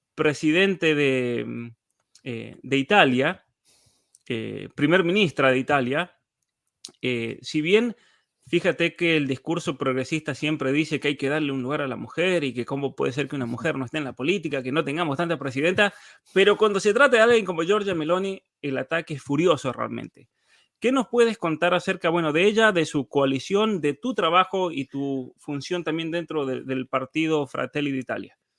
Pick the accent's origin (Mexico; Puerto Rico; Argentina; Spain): Argentina; now in Canada; yo me crié en la Argentina